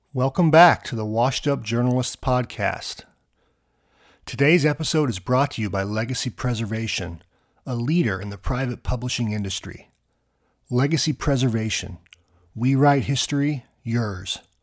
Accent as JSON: {"language": "English", "region": "Kansas", "country": "United States", "tie": "born or raised there", "said": "I grew up in Kansas"}